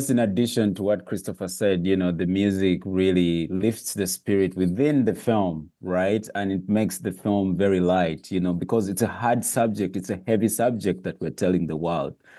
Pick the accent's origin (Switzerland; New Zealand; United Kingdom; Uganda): Uganda